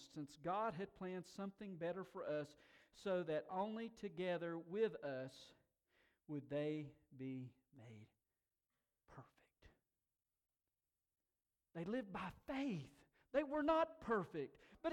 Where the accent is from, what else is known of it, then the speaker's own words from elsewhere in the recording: Tuxedo, North Carolina, United States; In my hometown, there is a zircon mine.